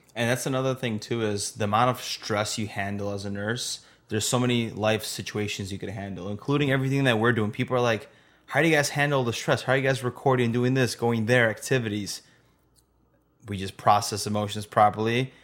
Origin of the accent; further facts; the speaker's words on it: Chicago, Illinois, United States; We're from Chicago